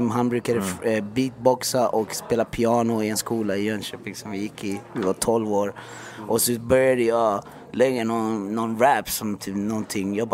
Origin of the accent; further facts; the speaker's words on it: Iran; jag är också iranier. Jag är också 12 år.